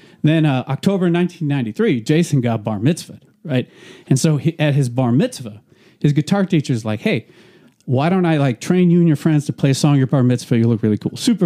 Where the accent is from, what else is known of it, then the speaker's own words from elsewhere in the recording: New York, United States; I grew up in New York